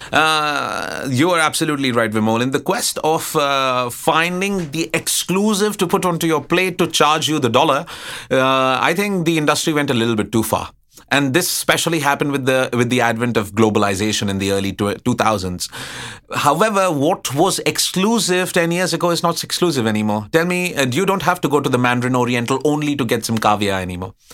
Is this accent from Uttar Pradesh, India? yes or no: yes; Allahabad, Uttar Pradesh, India; also born or lived in Karnataka; now in Bangkok, Thailand; growing up in Allahabad